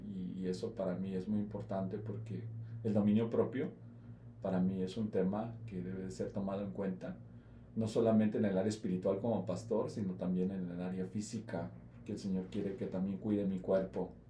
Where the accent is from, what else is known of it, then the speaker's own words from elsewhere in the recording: Jalisco, Mexico; Yo soy de Jalisco